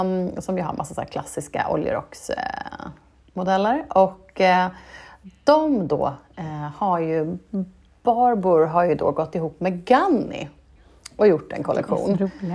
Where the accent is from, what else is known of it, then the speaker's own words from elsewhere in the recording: Norrköping, Östergötland, Sweden; i Norrköping där jag växte upp